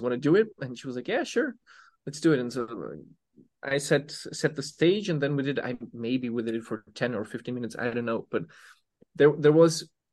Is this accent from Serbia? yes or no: yes; Serbia; I come from Serbia